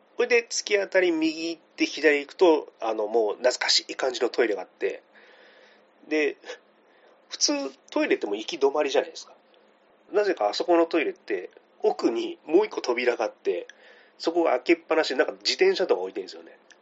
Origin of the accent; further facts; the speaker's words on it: Kitakyushu, Fukuoka, Japan; now in Tokyo, Japan; 今私東京に住んでるんですけども、地元が小倉で